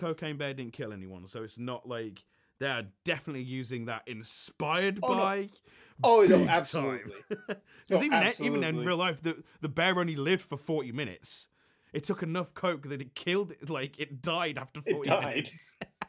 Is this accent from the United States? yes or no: no; England, United Kingdom; as an Englishman